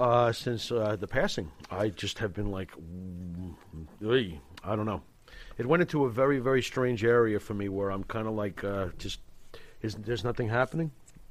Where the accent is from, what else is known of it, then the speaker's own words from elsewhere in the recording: New York, United States; We're from the East Coast. We grew up in New York.